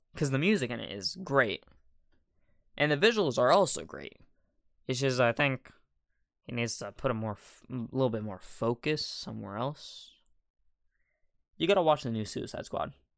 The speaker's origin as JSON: {"language": "English", "country": "United States", "said": "I'm American"}